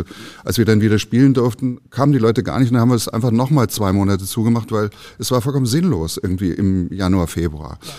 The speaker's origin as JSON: {"language": "German", "region": "Baden-Württemberg", "country": "Germany", "said": "also ich komme ja aus Baden-Württemberg"}